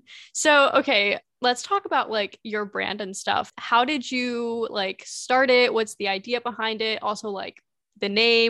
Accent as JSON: {"language": "English", "region": "Indiana", "country": "United States", "tie": "born or raised there", "said": "I grew up in Indiana."}